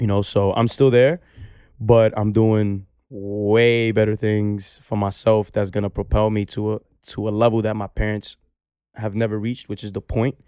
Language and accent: English; New York City, New York, United States; I come from Baychester Projects